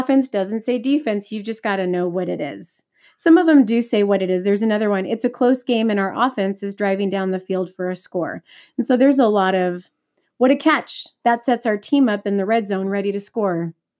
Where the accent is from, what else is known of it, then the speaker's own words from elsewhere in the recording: Texas, United States; moved away; I'm originally from Texas